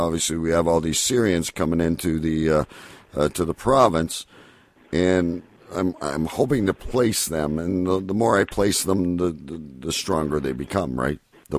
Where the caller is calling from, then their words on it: California, United States; Yes, I am calling from California.